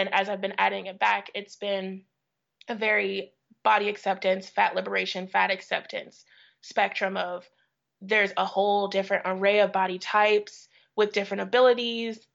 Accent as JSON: {"language": "English", "town": "St. Louis", "region": "Missouri", "country": "United States", "tie": "born or raised there", "said": "I grew up in St. Louis."}